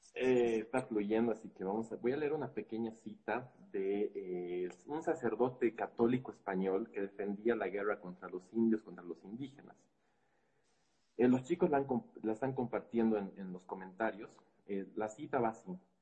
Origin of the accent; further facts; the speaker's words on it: Bolivia; nuestra historia como eh, boliviana